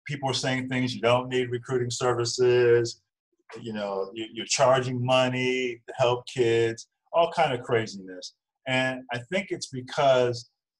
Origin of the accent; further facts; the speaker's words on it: Virginia Beach, Virginia, United States; moved away as an adult; also born or lived in New Jersey / Chicago / Charleston, West Virginia; I grew up in Virginia Beach, Virginia